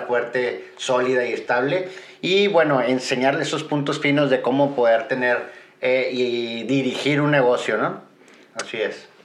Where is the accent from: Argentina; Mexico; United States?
Mexico; Guadalajara, Jalisco; soy de Guadalajara